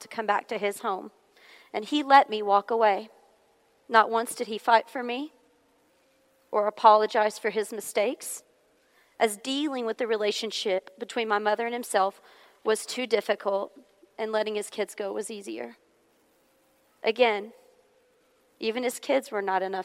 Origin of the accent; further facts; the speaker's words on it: Hohenwald, Tennessee, United States; also born or lived in Nashville, Tennessee; we moved away from Nashville, Tennessee, to a small rural town called Homewald, where my parents still reside to this day.